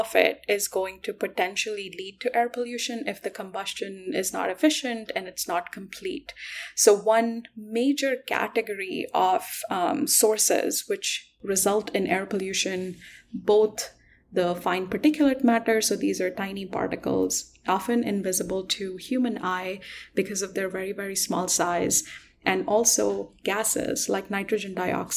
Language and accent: English; Delhi, India; I actually grew up in Delhi